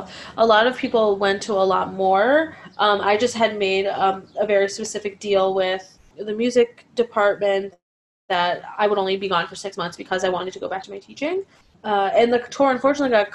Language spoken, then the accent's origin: English; Cleveland, Ohio, United States; now in New York City, United States; I'm from Cleveland